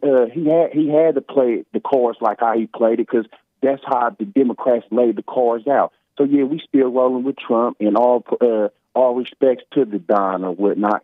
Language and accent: English; United States; we as American people